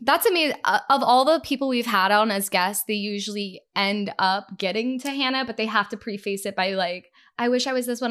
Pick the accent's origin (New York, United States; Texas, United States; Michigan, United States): Texas, United States; moved away as an adult; also born or lived in Canada; I'm a dual citizen, so I grew up in Texas